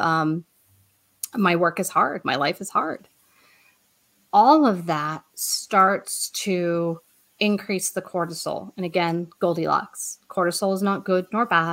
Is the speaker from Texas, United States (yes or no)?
no; Colorado, United States; moved away as an adult; also born or lived in Boston; We're both from Colorado, but we went to Boston so he could go to BU